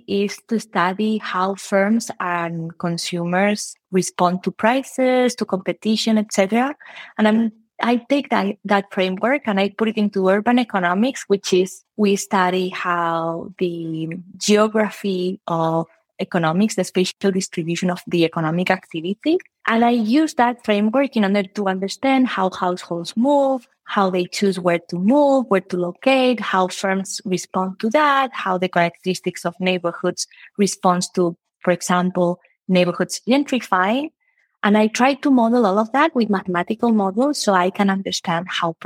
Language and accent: English; Spain; moved away as an adult; also born or lived in United Kingdom; now in Chicago, United States; I did math back in Spain. I'm from Spain.